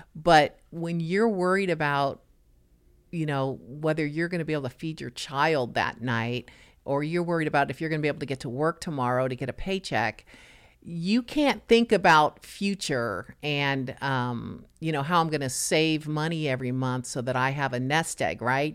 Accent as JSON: {"language": "English", "town": "Los Angeles", "region": "California", "country": "United States", "tie": "born or raised there", "moved": "yes", "lives_now": "Nassau Bay, United States", "said": "I was born and raised in Los Angeles"}